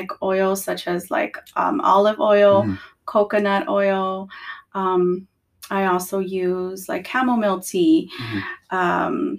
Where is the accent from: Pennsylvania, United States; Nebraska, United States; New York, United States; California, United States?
California, United States; Los Angeles; I grew up in California, okay. Los Angeles, California. My mom is Salvadorian